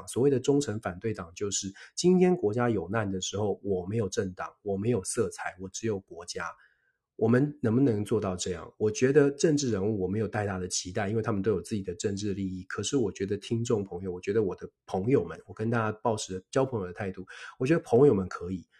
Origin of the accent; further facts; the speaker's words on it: Taiwan; 我们是台湾出生长大的朋友。